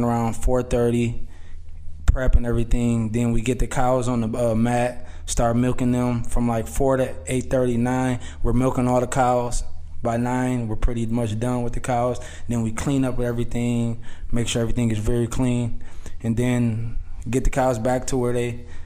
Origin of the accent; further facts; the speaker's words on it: Racine, Wisconsin, United States; I'm from Racine, Wisconsin